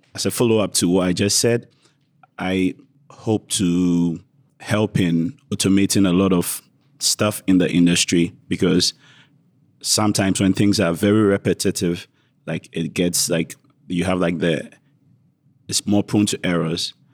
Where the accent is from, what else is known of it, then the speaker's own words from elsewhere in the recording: Ghana; moved away as an adult; now in Oregon, United States; Traditionally, I'm from Ghana